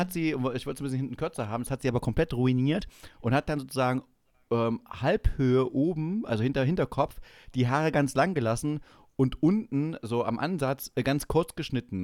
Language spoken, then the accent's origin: German; Schönebeck, Saxony-Anhalt, Germany; bei uns in Schönebeck